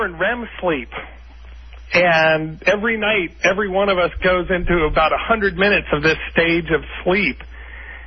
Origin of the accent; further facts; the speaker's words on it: Bethesda, Maryland, United States; I'm born and raised in Bethesda, Maryland, Washington, D.C.